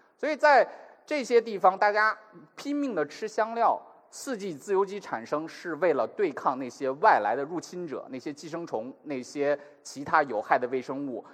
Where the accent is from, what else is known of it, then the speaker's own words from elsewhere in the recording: China; 我们中国人